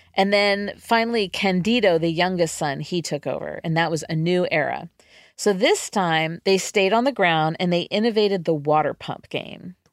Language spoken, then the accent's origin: English; California, United States; my home state, California